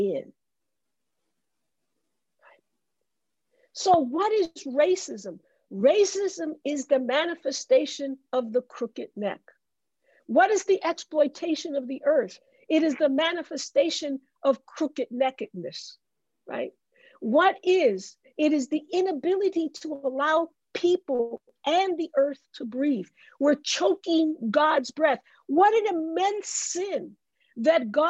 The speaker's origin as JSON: {"language": "English", "town": "New York City", "region": "New York", "country": "United States", "tie": "born or raised there", "said": "I grew up in the Bronx"}